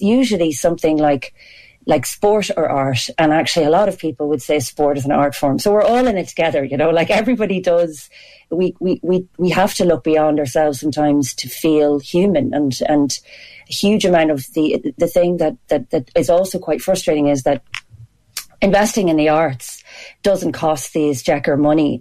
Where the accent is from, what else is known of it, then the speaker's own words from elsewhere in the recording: Ireland; we're so proud to be Irish and I'm really proud to be Irish